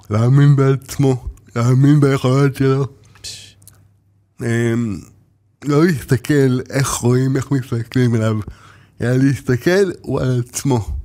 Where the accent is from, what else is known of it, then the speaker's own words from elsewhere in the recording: Ashkelon, Southern District, Israel; גדלתי באשקלון, ב- אני יליד, אה, בית חולים ברזילי